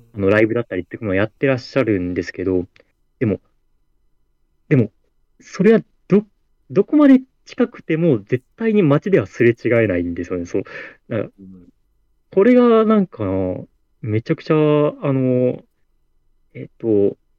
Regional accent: Fukuoka, Japan; born or raised there

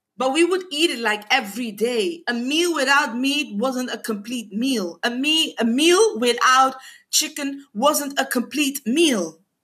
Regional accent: Curaçao; first language Papiamento; English is a second language; I am a woman from the Caribbean, from Curacao

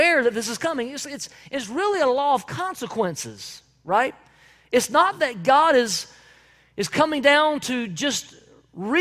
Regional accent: Belton, South Carolina, United States; the house that I grew up in Belton, South Carolina

